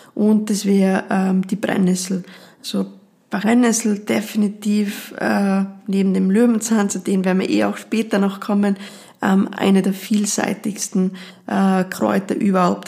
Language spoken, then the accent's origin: German; Tyrol, Austria; bei uns in Tirol